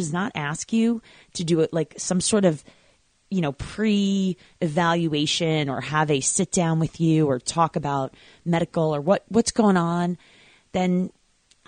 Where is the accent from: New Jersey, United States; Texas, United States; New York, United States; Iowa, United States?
New York, United States; Long Island